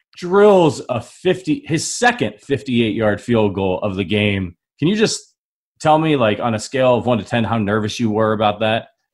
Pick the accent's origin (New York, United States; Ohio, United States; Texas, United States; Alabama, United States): Ohio, United States; Northeast; I grew up in Northeast Ohio